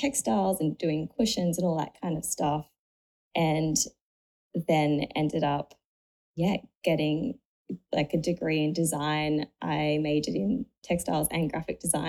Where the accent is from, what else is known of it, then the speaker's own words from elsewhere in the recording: Sydney, New South Wales, Australia; also born or lived in Cronulla / South Coast, New South Wales; I grew up in Sydney, just in like a little suburb near Menai, and pretty much was there my whole life